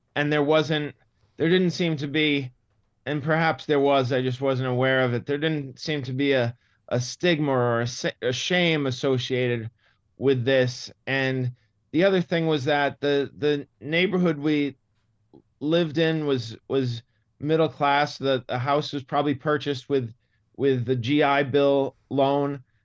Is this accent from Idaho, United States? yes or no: no; Massachusetts, United States; accent: Boston; moved away; the Boston accent really, it, it really turns me off. It's, it's, it's sad because it's, it's my, my roots